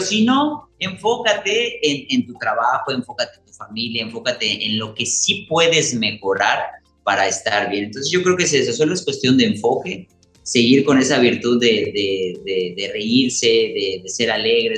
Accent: Mexico; nosotros como mexicanos

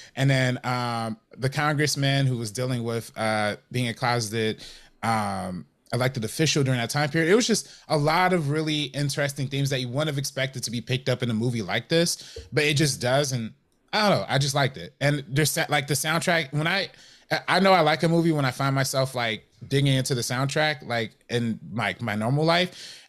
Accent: Compton, California, United States; I'm from Compton

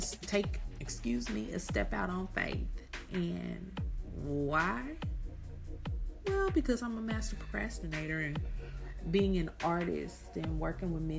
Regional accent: Kansas City, Missouri, United States; moved away as an adult; also born or lived in Atlanta, Georgia / Houston, Texas; I'm from Kansas City, Missouri, born and raised

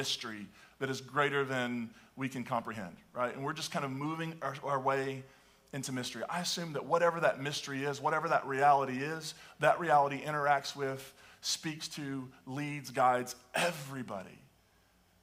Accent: the Appalachians, United States; I can remember growing up and hearing about the Church of Christ denomination, which is where I grew up in the Appalachians

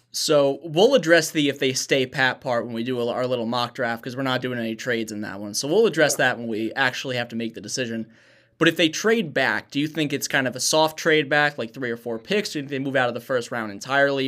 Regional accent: Warwick, Rhode Island, United States; I'm born and raised in a city called Warwick, Rhode Island

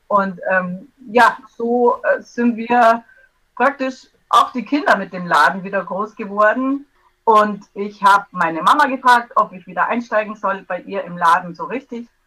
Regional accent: Bavaria, Germany; aus Bayern vom schönen Ammersee in der Nähe von München.

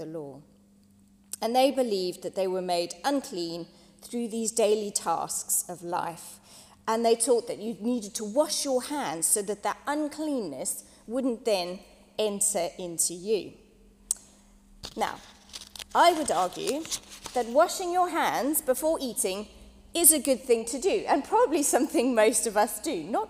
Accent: South Africa; moved away; When I was growing up in South Africa

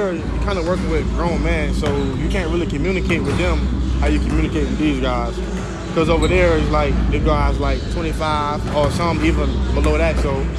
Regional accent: Camden, South Carolina, United States; I'm from Camden, South Carolina.

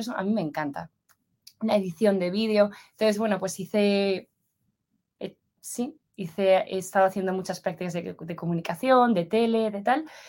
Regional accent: Valencia, Valencian Community, Spain; moved away as an adult; also born or lived in Madrid, Spain / San Francisco, United States; now in Zurich, Switzerland; yo soy originalmente de Valencia, en España, y a los 18 años me fui a, me fui a Madrid

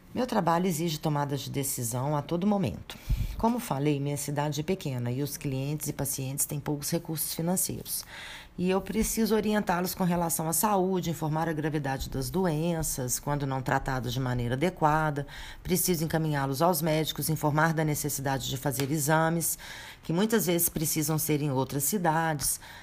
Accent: a small town in Minas Gerais, Brazil; eu regressei para minha terra natal e abri minha própria drogaria

